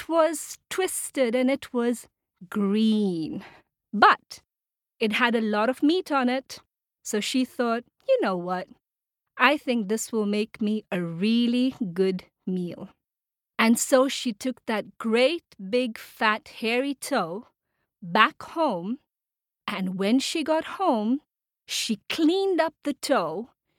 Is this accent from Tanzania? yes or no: yes; Tanzania; I come from Tanzania, which is a country in East Africa